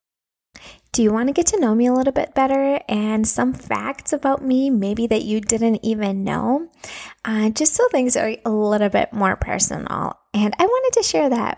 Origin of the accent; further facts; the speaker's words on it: Minneapolis, Minnesota, United States; first language Russian; English is a second language; moved away as an adult; also born or lived in Latvia; now in Florida, United States; I was born in Latvia. And when I was 9 years old, my family migrated and moved to United States, to Minnesota, Twin Cities, Minnesota. And we lived there for like 25 years